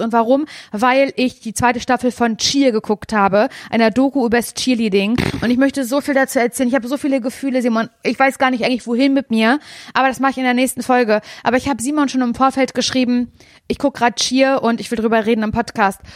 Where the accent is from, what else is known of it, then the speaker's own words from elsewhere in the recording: Parchim, Mecklenburg-Vorpommern, Germany; ich komme aus Parchim